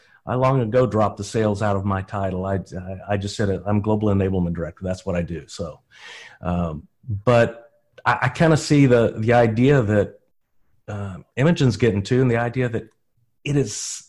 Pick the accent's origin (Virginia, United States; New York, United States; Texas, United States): Texas, United States; I'm from Texas. Nobody thinks we know anything down here because we've got such a strange dialect.